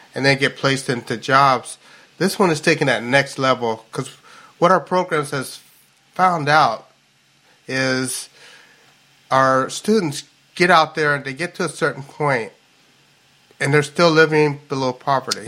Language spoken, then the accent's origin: English; Louisville, Kentucky, United States; now in Seattle, United States; I'm like from Louisville, Kentucky, so I always get these analogies of horses